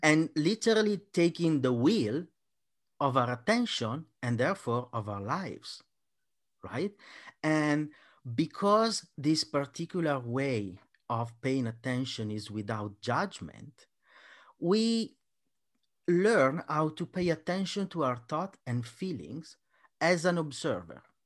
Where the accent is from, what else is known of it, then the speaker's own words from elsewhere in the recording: Italy; I'm Italian